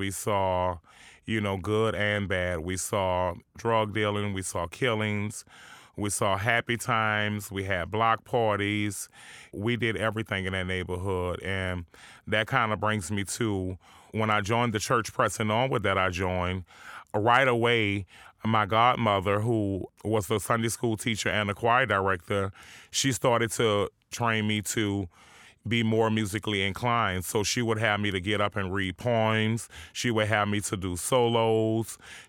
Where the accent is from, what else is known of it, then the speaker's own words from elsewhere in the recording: New Orleans, Louisiana, United States; I grew up uptown New Orleans on Josephine Street, which was a very different neighborhood. You know, it was not far from a lot of the different surrounding projects. And we stayed on a little corner house, a little shotgun house, 2-bedroom